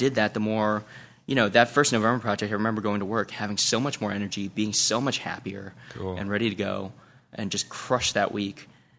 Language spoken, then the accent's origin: English; East Coast, United States; You know, I come from the East Coast where everyone's just kind of a little uptight and we walk a little too fast.